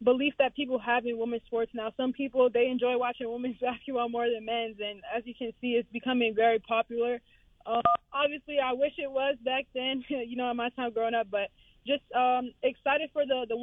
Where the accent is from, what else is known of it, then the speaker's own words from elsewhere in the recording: New York, United States; moved away; I'm from New York, so I grew up, you know, trash talking, playing against cousins, playing against guys in the park